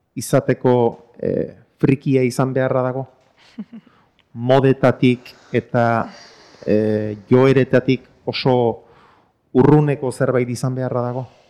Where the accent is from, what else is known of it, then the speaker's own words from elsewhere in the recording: a few kilometres from Zumarraga, Basque Country, Spain; zumarraga batean, ni e, jaio eta hazi izan nintzen lekutik hain kilometro gutxira